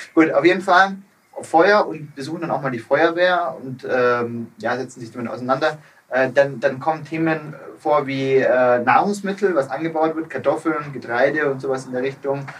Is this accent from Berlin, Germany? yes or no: no; Geislingen, Baden-Württemberg, Germany; now in Munich, Germany; aus meiner alten Heimat auch, mhm. ähm, äh, Geislingen